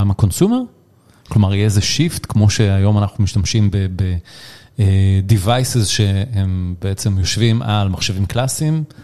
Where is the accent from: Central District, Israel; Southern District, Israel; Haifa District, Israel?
Haifa District, Israel; Haifa; born or raised there; moved away